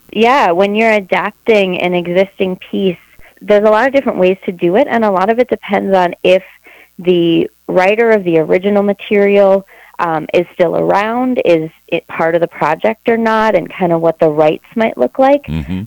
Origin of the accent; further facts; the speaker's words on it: Eau Claire, Wisconsin, United States; now in Minneapolis, United States; I grew up in Eau Claire, Wisconsin